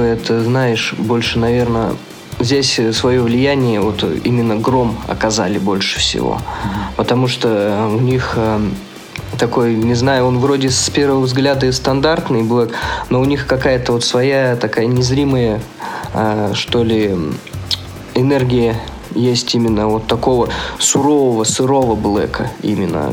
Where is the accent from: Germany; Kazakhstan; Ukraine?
Kazakhstan; southern Kazakhstan; now in Zabaykalsky Krai, Russia; Я сам вообще из Казахстана, и он тоже из Казахстана, но он из Северного, я из Южного